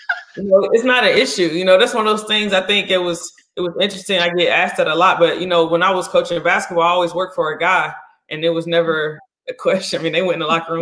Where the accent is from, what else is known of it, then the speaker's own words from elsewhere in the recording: North Carolina, United States; I'm from North Carolina